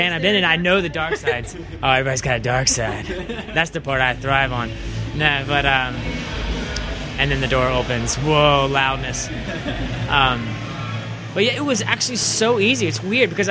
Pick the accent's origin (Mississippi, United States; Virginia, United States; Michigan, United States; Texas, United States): Virginia, United States; Richmond; also born or lived in Savannah, Georgia; I'm from Richmond, Virginia, and that's basically where I grew up the whole time